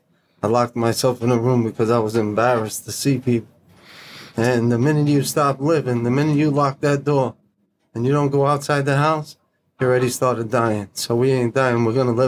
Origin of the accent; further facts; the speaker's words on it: Lawrence, New York, United States; Lawrence, New York.